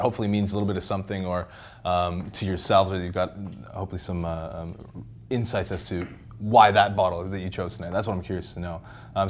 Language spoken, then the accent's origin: English; Saskatchewan, Canada; now in London, United Kingdom; I'm originally from Saskatchewan, Canada, so it's a career in wine kind of forced me abroad pretty quickly.